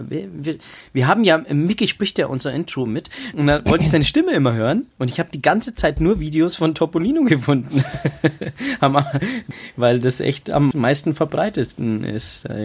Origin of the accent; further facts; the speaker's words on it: Bavaria, Germany; also born or lived in Munich; Also ich bin ja geboren in München, weil meine Mama unbedingt in München äh, mich, mich zur Welt bringen wollte.